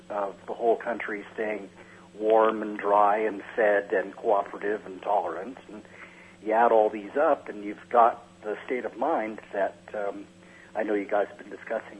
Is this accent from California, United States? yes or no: yes; California, United States; And growing up in California, our grocery stores, which carried Van de Kamp's Dutch bakery items like windmill-shaped ginger cookies, usually advertised this fact by sporting a blue neon windmill on the outside of the stores.